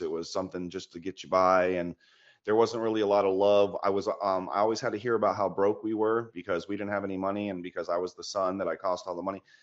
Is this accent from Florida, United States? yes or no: yes; Florida, United States; moved away as an adult; now in Georgia, United States; I'm from Florida, living in Georgia now.